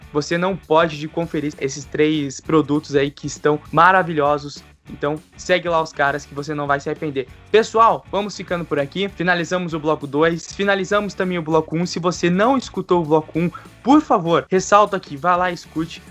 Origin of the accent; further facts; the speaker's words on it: Curitiba, Paraná, Brazil; nós somos aqui de Curitiba